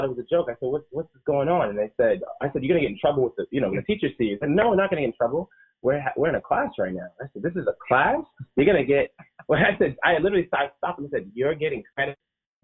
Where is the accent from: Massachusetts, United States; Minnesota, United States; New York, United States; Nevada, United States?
Massachusetts, United States; Boston; I was born in Boston, grew up in Boston, right here in Talbot Ave, Common Square.